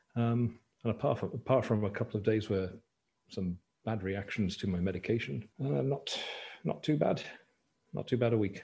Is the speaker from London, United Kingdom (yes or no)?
no; Banbridge, Northern Ireland, United Kingdom; growing up in Banbridge, Northern Ireland